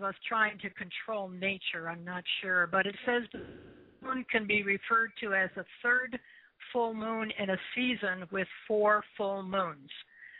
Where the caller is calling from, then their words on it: Columbus, Ohio, United States; I'm calling from Columbus, Ohio.